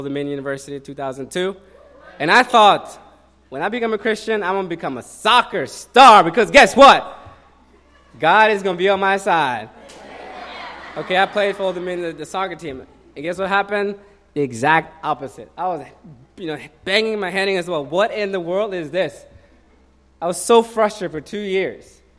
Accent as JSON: {"language": "English", "region": "Oslo", "country": "Norway", "tie": "born or raised there", "moved": "yes", "said": "I'm from Norway."}